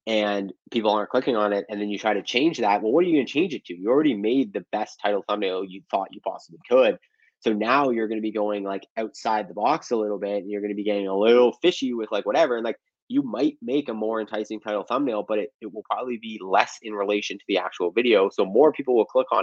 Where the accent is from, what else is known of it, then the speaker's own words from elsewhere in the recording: Canada; as a Canadian